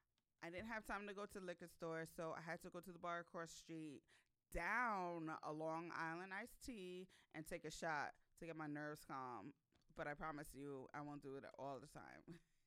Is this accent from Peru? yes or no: no; Ghana; I'm from Ghana, West Africa. So I've been to Accra, or Ghana plenty of times since I was born. I lived there for 7 months a few years ago.